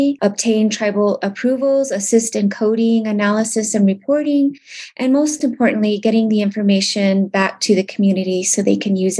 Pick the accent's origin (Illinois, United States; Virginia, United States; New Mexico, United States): New Mexico, United States; Pueblos of Jemez and Laguna; I am from the Pueblos of Jemez and Laguna.